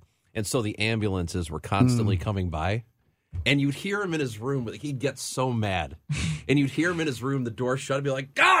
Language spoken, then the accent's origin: English; Illinois, United States; we are all from Illinois